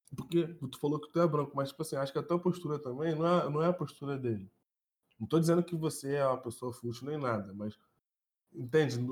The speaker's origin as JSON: {"language": "Portuguese", "region": "Rio de Janeiro", "country": "Brazil", "said": "eu era de Bangu"}